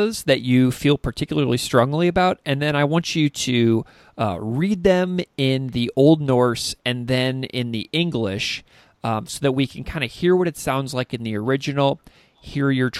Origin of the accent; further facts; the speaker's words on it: Missouri, United States; I'm from Missouri